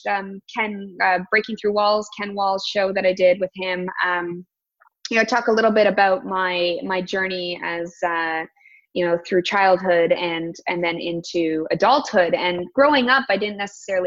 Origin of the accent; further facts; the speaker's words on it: Toronto, Ontario, Canada; I live born and raised in the Toronto area